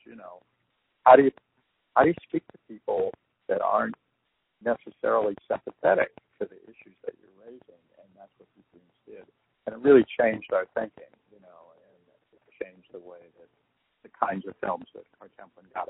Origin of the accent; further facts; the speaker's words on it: Chicago, Illinois, United States; we're from Chicago